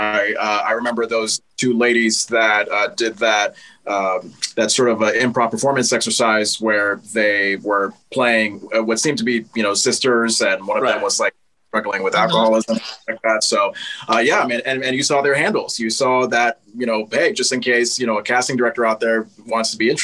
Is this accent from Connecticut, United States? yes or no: yes; West Hartford, Connecticut, United States; my hometown of West Hartford, Connecticut